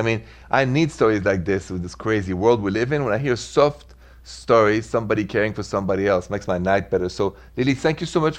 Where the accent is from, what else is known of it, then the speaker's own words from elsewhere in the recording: France; moved away; from France